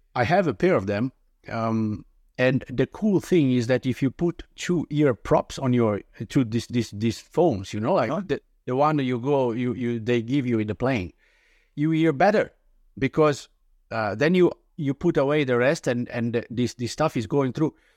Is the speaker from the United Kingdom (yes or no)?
no; Italy; English is a second language; moved away as an adult; now in Denmark; today I'm 46, living in Denmark. That is not my native country. I I'm originally from Italy